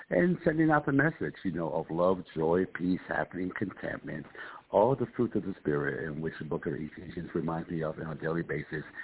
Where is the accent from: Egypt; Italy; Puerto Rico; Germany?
Puerto Rico; also born or lived in Bronx / New Haven; I'm an East Coast guy. I'm from originally from Puerto Rico, uh, then Bronx, New York, and then New Haven, Connecticut, uh, where I did close to 40 years in Connecticut uh, in New Haven.